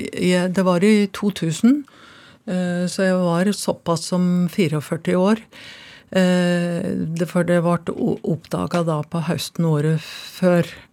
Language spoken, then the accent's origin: Norwegian; Finnskogen, Innlandet, Norway; da jeg kom på reallinja på Kongsvinger gymnas, så ble jeg kalt innavle og dum når det presenterte meg som at jeg kom ifra Finnskogen